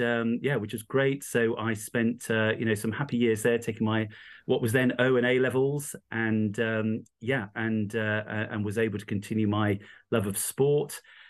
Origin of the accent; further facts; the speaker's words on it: East Midlands, United Kingdom; So I grew up in the East Midlands, a little tiny county called Rutland.